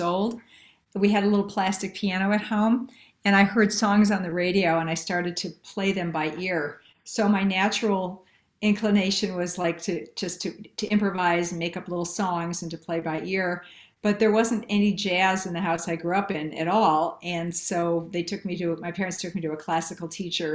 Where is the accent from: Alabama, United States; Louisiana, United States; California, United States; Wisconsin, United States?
Wisconsin, United States; Milwaukee; moved away as an adult; also born or lived in New York; I was originally from Milwaukee, Wisconsin, and I moved to New York and lived there 14 years